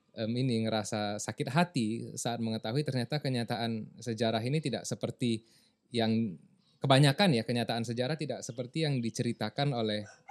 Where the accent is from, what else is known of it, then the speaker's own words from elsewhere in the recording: South Tapanuli, North Sumatra, Indonesia; moved away; also born or lived in Lombok; saya aslinya dari Tapanuli Selatan di yeah. Sumatera sana